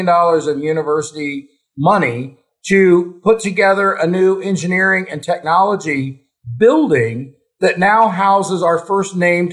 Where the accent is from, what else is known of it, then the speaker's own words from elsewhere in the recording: Ohio, United States; also born or lived in South Dakota; now in Michigan, United States; where I grew up in Ohio.